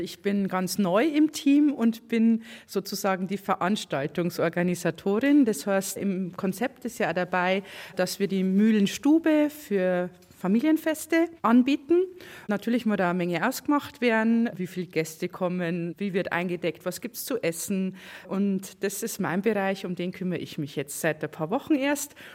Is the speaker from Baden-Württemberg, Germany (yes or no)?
no; Freudenberg, Bavaria, Germany; Ich bin auch Freinberger